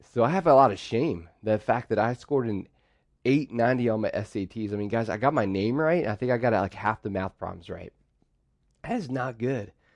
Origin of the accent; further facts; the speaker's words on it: Pittsburgh, Pennsylvania, United States; So I grew up in Pittsburgh